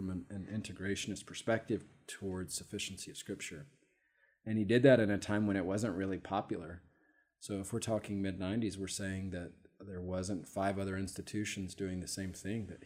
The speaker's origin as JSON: {"language": "English", "town": "Savannah", "region": "Georgia", "country": "United States", "tie": "born or raised there", "also_born_or_lived": "Amarillo, Texas", "said": "I'm from Savannah, Georgia. I'm an East Coast guy. Was born in Amarillo, Texas, but raised in Georgia, so claimed Georgia"}